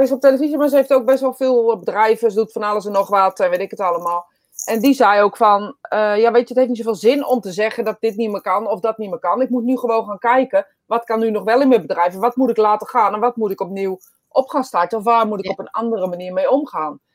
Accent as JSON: {"language": "Dutch", "country": "Netherlands", "said": "wij dus als Nederlanders"}